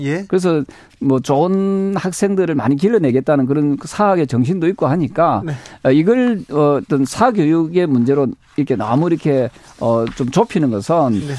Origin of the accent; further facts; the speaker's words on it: Busan, South Korea; 부산 출신인데도